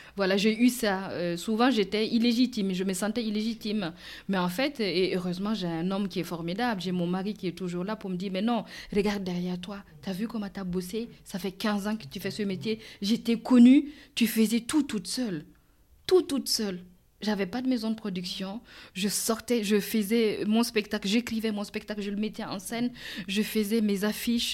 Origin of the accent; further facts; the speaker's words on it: Burkina Faso; now in France; je serais retournée chez moi au Burkina